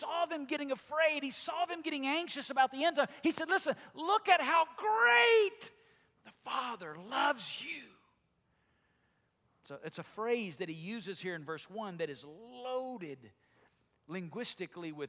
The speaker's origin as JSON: {"language": "English", "region": "Alabama", "country": "United States", "tie": "born or raised there", "accent": "southern drawl", "moved": "yes", "said": "I grew up in Alabama, and in Alabama everybody talks like I do or even worse than I do, right? It's the language of where I'm from. We all have this deep, long southern drawl"}